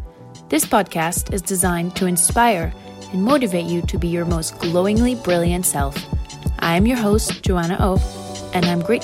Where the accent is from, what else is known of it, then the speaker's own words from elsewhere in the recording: Switzerland; now in London, United Kingdom; I grew up in Switzerland before moving to London, where I now live and work as a full-time buyer.